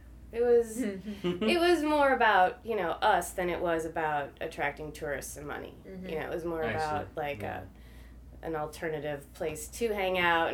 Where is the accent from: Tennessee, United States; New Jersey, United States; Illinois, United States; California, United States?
Illinois, United States; Hinsdale; moved away as an adult; also born or lived in Boulder, Colorado; now in St. Louis, United States; I'm from Chicago, from the suburbs of Chicago, Hinsdale.